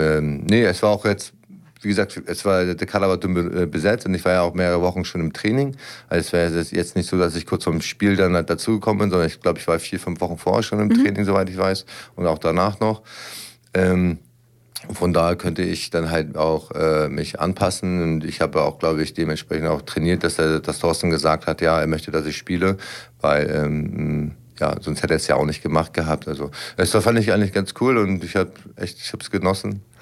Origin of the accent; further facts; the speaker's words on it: Lübeck, Schleswig-Holstein, Germany; moved away as an adult; now in Braunschweig, Germany; ich kam damals aus meiner Heimatstadt, habe eine neue Heimat kennengelernt